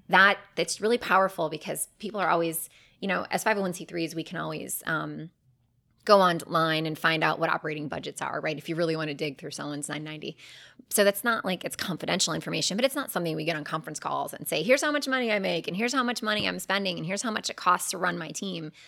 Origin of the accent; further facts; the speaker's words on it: Cleveland, Ohio, United States; moved away as an adult; now in Charlotte, United States; my hometown of Cleveland